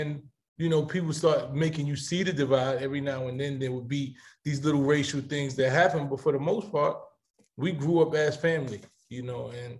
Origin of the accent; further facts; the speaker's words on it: New York City, New York, United States; I grew up in the Bronx, where my next door, everybody on my floor except me was Puerto Rican or Dominican.